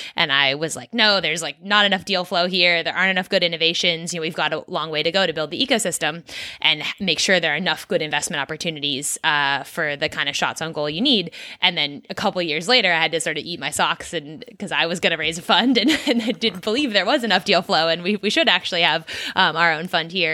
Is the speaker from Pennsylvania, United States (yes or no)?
no; Silicon Valley, California, United States; moved away as an adult; also born or lived in East Coast of the US / Australia; I grew up in California, actually, and, uh, in the tech world, so in Silicon Valley